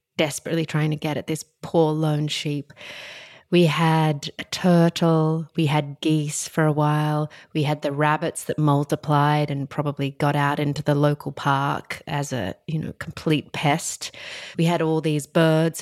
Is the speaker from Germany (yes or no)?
no; Australia; growing up in Australia